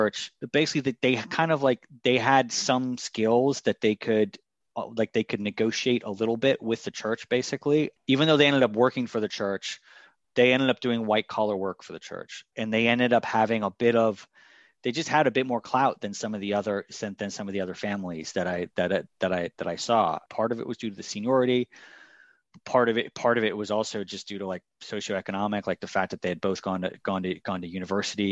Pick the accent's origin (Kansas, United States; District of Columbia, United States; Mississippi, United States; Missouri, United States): District of Columbia, United States; Washington; also born or lived in New York City; I moved to DC when I was maybe like 4 or 5